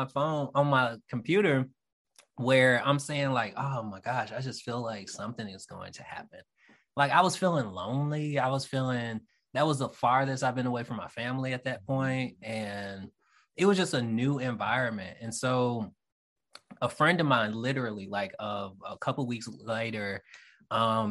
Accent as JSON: {"language": "English", "town": "Jackson", "region": "Mississippi", "country": "United States", "also_born_or_lived": "Hattiesburg, Mississippi", "moved": "as an adult", "lives_now": "Georgia, United States", "said": "I'm from Jackson, Mississippi, and I went to Hinds Community College in Raymond, Mississippi"}